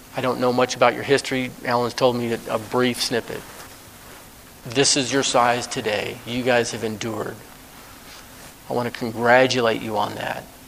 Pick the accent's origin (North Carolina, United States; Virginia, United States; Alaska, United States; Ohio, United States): Alaska, United States; moved away; I was raised in Alaska for 30 years.